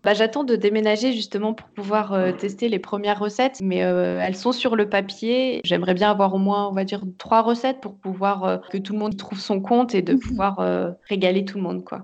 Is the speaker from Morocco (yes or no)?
no; Meurthe-et-Moselle, Grand Est, France; also born or lived in Nancy / Nantes; je suis donc originaire de Meurthe-et-Moselle et, j'ai eu la chance de grandir euh, donc à la campagne, euh, à la frontière entre la Moselle, les Vosges et l'Alsace